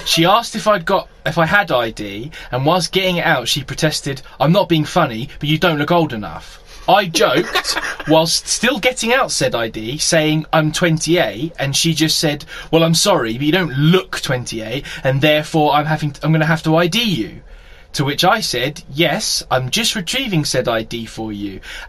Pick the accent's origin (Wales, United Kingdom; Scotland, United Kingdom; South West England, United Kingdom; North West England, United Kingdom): Scotland, United Kingdom; Now, it's, you know, I'm a Scottish man. Minus the accent now.